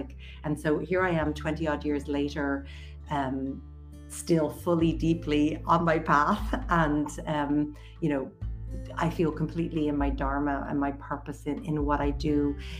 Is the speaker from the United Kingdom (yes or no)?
no; Leinster, Ireland; I'm actually born and raised in Wicklow area, and I really spent a lot of my childhood with really deep connection and reverence to the land.